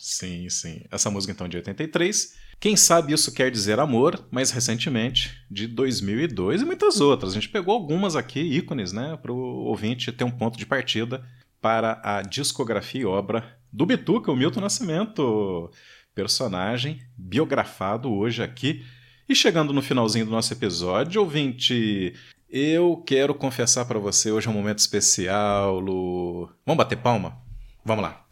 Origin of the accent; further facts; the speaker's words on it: Varginha, Minas Gerais, Brazil; eu nasci em Varginha